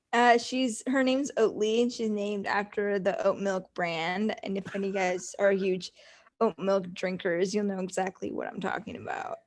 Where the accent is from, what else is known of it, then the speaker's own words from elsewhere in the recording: Watsonville, California, United States; moved away as an adult; also born or lived in San Francisco, United States; now in Orange County, United States; I am actually from Watsonville, California